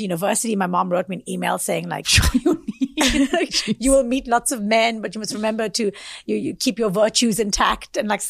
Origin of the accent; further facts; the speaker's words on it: South Africa; moved away as an adult; also born or lived in India; now in New York, United States; Because I'm originally from South Africa and then I moved to India afterwards.